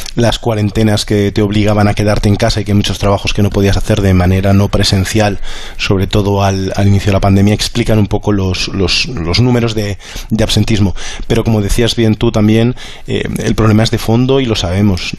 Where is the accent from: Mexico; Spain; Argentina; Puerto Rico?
Spain; now in Brussels, Belgium; cómo somos los españoles